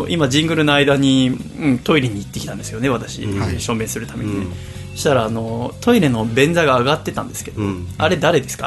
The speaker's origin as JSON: {"language": "Japanese", "town": "Yokohama", "region": "Kanagawa", "country": "Japan", "tie": "born or raised there", "moved": "as an adult", "lives_now": "Tokyo, Japan", "said": "横浜の私の実家"}